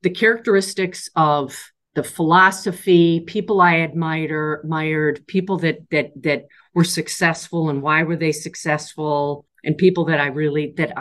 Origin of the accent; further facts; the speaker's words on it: Twin Cities, Minnesota, United States; moved away as an adult; also born or lived in New York; I was ready to return home to the Twin Cities